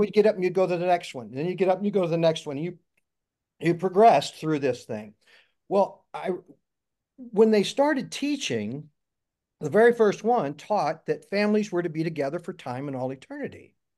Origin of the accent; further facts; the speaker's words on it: Jackson County, Missouri, United States; I was born and raised in Jackson County, Missouri